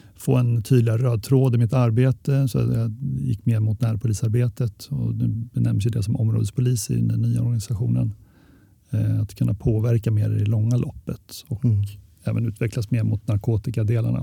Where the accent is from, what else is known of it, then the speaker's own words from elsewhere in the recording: Örebro, Örebro County, Sweden; jag är från Örebro